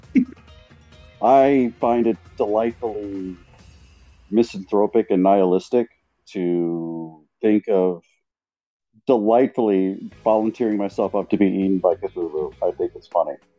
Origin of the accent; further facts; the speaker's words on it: Portland, Oregon, United States; I was born here in Portland, Oregon, USA, on the West Coast